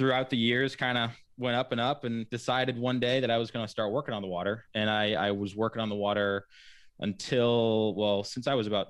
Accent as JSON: {"language": "English", "town": "Wickford", "region": "Rhode Island", "country": "United States", "tie": "born or raised there", "also_born_or_lived": "Laguna Beach, California / Florida", "said": "I've been fortunate to grow up on Wickford Harbor, and you know, moved around. I was born in Laguna Beach, California, and then, which is right on the water as well, and then lived in Florida, right outside of St. Augustine, for a little while."}